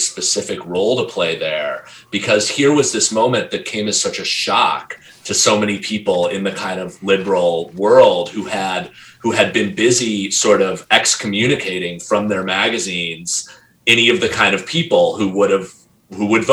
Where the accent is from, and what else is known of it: United States